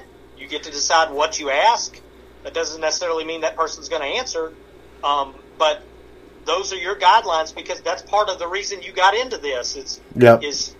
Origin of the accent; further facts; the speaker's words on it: the South, United States; growing up in the South